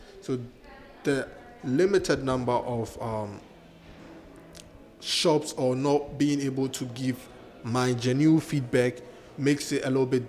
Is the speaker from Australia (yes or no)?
no; Ghana; or me being Ghanaian, I have different taste packs